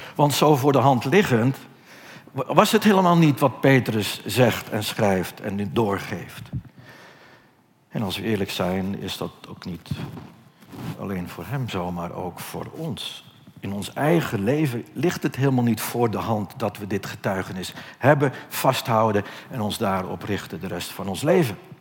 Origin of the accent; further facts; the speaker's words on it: Netherlands; wij Nederlanders